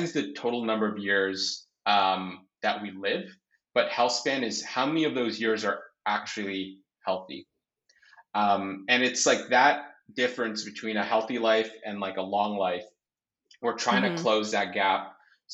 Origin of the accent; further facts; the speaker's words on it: Canada; I was born in Canada, and as you are aware, Canada is very diverse